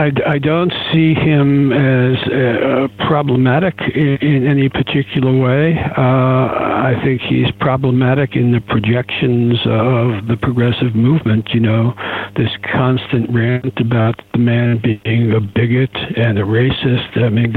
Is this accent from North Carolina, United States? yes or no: no; Queens, New York, United States; I'm a New Yorker. I come from the area of Queens, where Trump comes from.